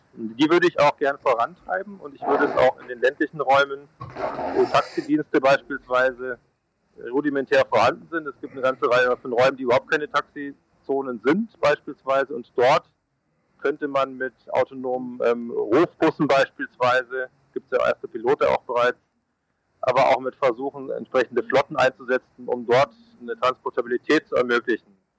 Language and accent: German; Munich, Bavaria, Germany; ich bin ja Münchner